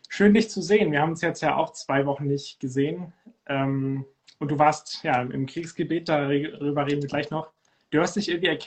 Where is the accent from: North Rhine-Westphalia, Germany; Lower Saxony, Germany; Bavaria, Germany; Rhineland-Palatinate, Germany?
Lower Saxony, Germany; Cuxhaven; Und äh, es geht nach Cuxhaven, da wo ich herkomme. Um die Heimat.